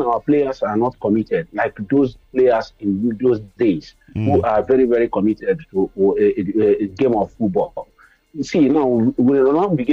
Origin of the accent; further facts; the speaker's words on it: Nigeria; now in Israel; I'm a Nigerian